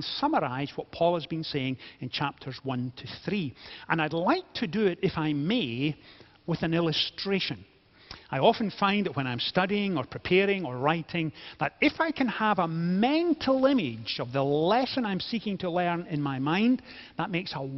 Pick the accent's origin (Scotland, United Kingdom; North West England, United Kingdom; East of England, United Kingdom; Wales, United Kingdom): Scotland, United Kingdom; being Scottish